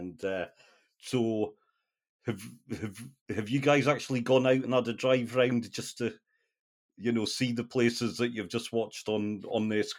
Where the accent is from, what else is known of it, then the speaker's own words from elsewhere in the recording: North East England, United Kingdom; my sort of accent maybe doesn't really show it, but my roots are the northeast of England, and I mean, you know, working class sort of life was, doors were open.